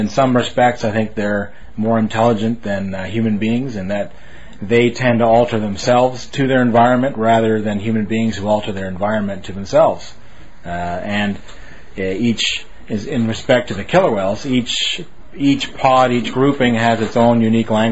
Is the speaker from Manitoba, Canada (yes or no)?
yes; Winnipeg, Manitoba, Canada; moved away; also born or lived in Vancouver, Canada; When I was growing up in Winnipeg